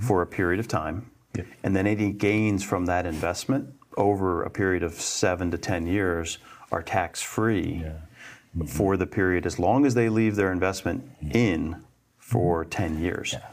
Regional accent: Winhall, Vermont, United States; I grew up in Bennington County um, uh, and, and Winhall

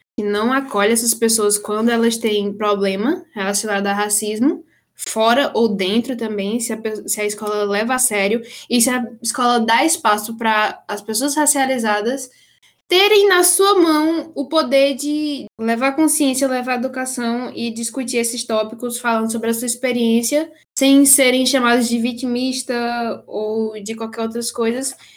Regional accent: Brazil; moved away; also born or lived in Canada; eu também eu sou brasileira, eu sei da história negra no Brasil

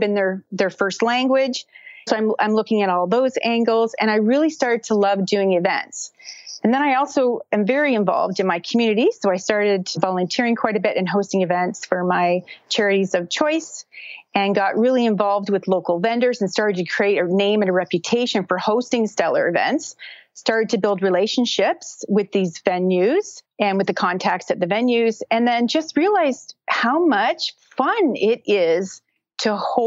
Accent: Brockville, Ontario, Canada; I'm from Canada, and I live in a small town called Brockville, Ontario

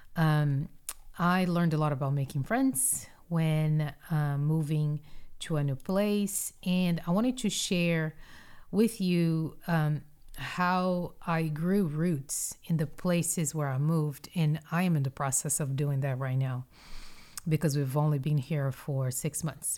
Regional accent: Brazil; moved away as an adult; also born or lived in Mississippi / North Carolina / Houston, Texas; I was born and raised in Brazil.

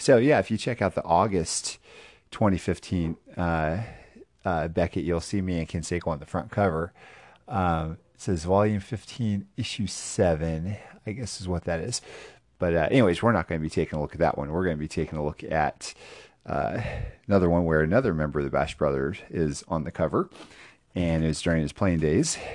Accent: Houston, Texas, United States; here in my hometown

